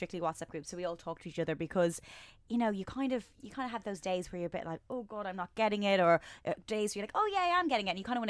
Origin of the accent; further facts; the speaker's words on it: Ireland; Yeah, I mean, I'm Irish. I'm incredibly fair.